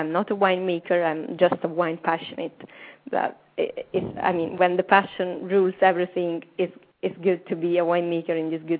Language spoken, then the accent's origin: English; Amalfi Coast, Campania, Italy; I'm from Campania region, the Amalfi Coast.